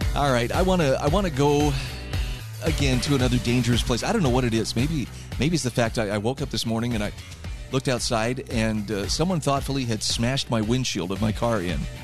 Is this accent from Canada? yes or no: no; United States; as an American